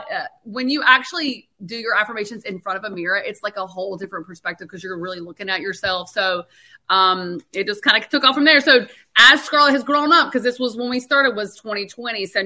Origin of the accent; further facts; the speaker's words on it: North Carolina, United States; accent: country; We're originally from North Carolina, so that's where my country accent